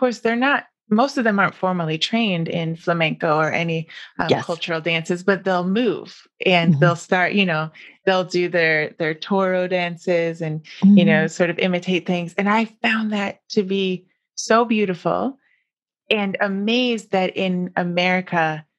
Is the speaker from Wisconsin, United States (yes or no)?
yes; Wisconsin, United States; You know, growing up in Wisconsin, I mean, my dance was formal dance.